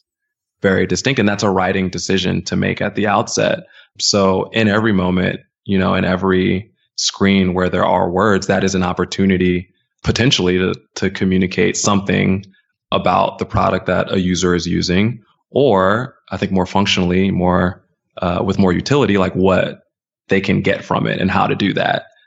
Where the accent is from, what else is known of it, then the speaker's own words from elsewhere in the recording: suburbs outside of DC, Maryland, United States; moved away as an adult; now in New York, United States; I'm originally from Maryland